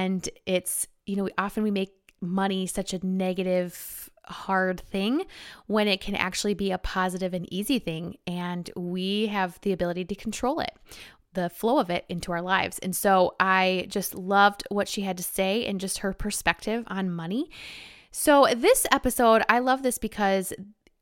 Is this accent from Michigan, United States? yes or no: yes; Michigan, United States; I'm from Michigan